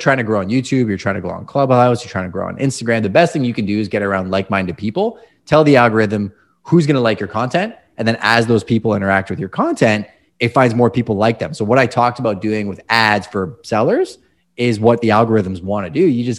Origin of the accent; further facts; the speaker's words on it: Canada; Hockey. Come on. Yeah. I'm Canadian.